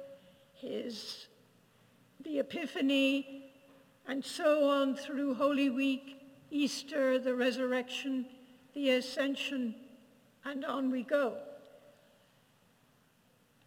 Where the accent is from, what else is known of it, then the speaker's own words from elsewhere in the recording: Ireland; I grew up in Ireland.